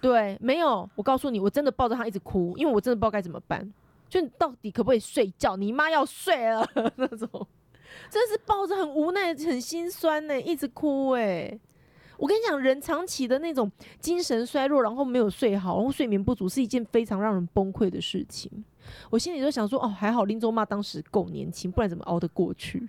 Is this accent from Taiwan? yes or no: yes; Yilan County, Taiwan; 因为我们宜兰人嘛